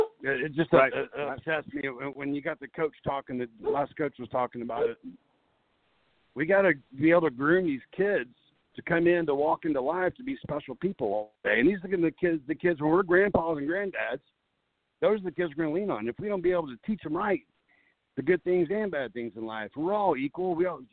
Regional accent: Texas, United States; now in Mount Pleasant, United States; I grew up in Texas, as you probably know. My dad had a landscape company, grew me up in the same life.

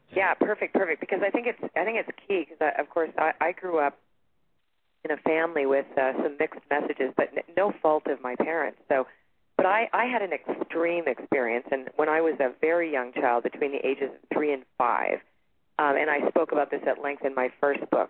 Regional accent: Toronto, Ontario, Canada; now in Sedona, United States; I'm originally from Toronto, Canada, and I live in Sedona, Arizona right now.

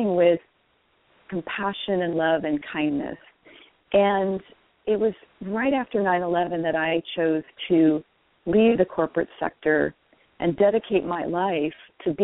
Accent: Washington, United States; my home state of Washington

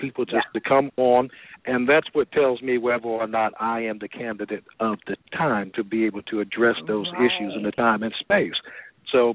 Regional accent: Gary, Indiana, United States; moved away as an adult; now in Atlanta, United States; I'm originally from Gary, Indiana. I graduated from Roosevelt High School there in 1986

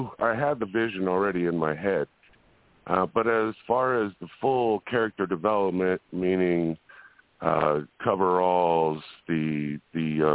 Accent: Las Vegas, Nevada, United States; I'm from Las Vegas

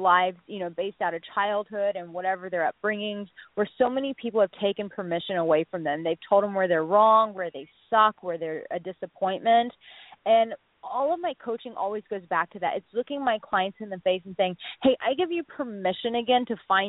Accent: Texas, United States; I'm from Texas

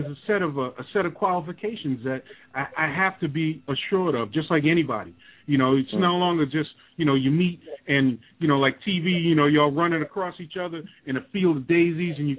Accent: New York, United States; moved away; I'm originally from New York

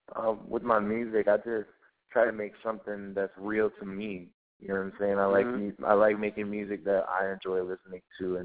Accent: Minneapolis, Minnesota, United States; I was raised in Minneapolis, you know, because my father was in the Navy. He was in for 37 years, so we traveled around like crazy.

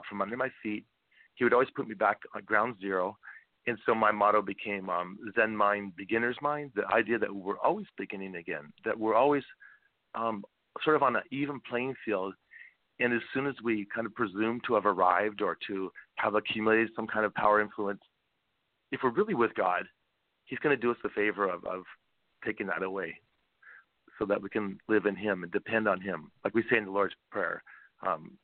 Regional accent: Seattle, Washington, United States; I grew up in Seattle, second of five kids

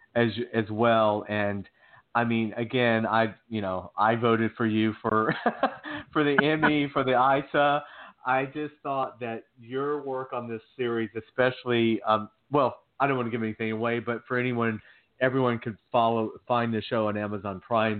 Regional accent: Georgia, United States; I'm from Georgia. I, I grew up in the South

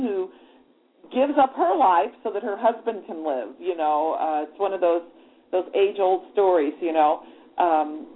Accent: St. Louis, Missouri, United States; my hometown orchestra in St. Louis

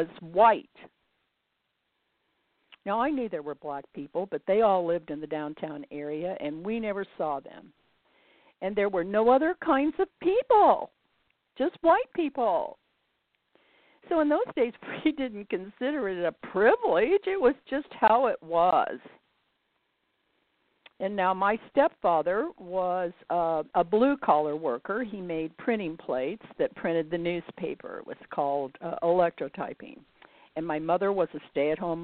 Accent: United States; I was born in the United States during the Great Depression

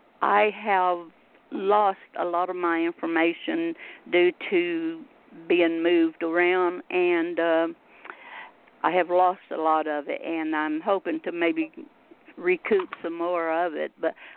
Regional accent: Texas, United States; I'm from Texas

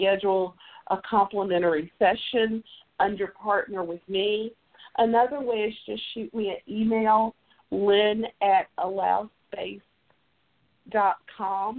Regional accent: Tennessee, United States; accent: Southern; I'm a native Tennessean. I live in Memphis.

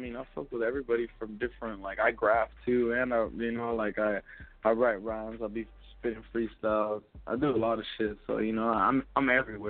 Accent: West Coast, United States; Even though I'm from the West Coast, man, I don't give a fuck what anybody says.

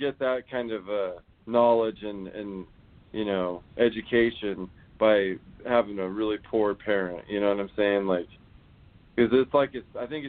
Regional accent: Hollywood, California, United States; I'm from Hollywood.

